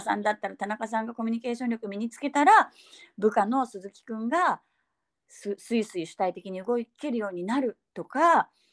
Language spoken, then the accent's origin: Japanese; Fukuoka, Japan; accent: Hakata dialect; 急に博多弁になる